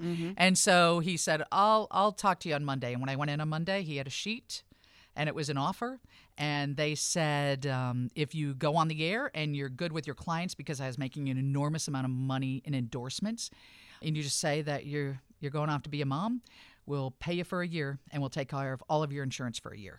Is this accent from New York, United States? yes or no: no; Rockford, Illinois, United States; this is my hometown